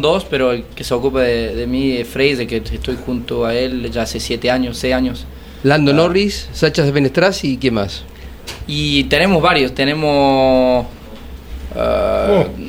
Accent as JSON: {"language": "Spanish", "region": "Córdoba", "country": "Argentina", "tie": "born or raised there", "also_born_or_lived": "France", "accent": "cordobés", "moved": "as an adult", "said": "Y yo crecí en Córdoba, crecí en el campo"}